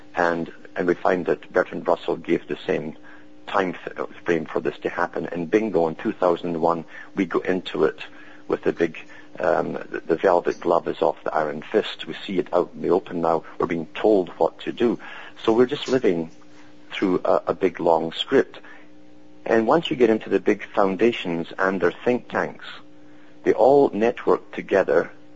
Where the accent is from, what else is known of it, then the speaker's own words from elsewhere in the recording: United Kingdom; I was brought up in Britain